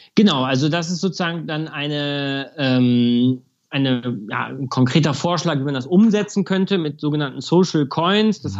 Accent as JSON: {"language": "German", "town": "Munich", "region": "Bavaria", "country": "Germany", "tie": "born or raised there", "said": "München ist meine Heimat natürlich mhm. und der Ort, an dem ich lebe."}